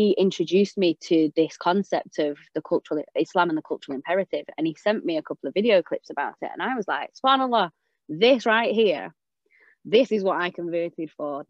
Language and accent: English; England, United Kingdom; I'm English